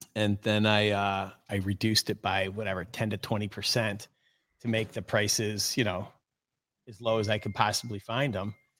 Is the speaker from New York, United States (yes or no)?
yes; Oneida Lake, New York, United States; I grew up on Oneida Lake.